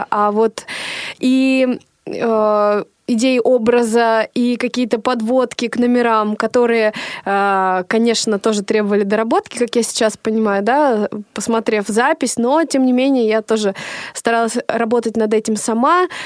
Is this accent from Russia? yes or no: yes; Novodvinsk, Arkhangelsk Oblast, Russia; В, в детстве у меня э, на родине, на моей малой родине в городе Новодвинск, Архангельской области были сольные программы.